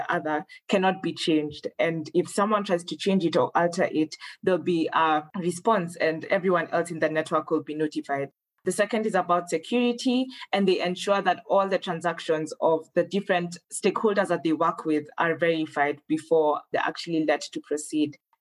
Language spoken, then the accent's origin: English; Kenya; moved away as an adult; now in Rwanda; I'm Kenyan, but I'm currently studying at the African Leadership University in Rwanda